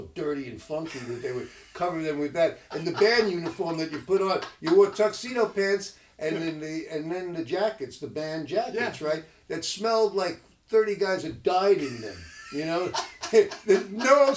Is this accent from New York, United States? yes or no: yes; New York City, New York, United States; I was raised in the Bronx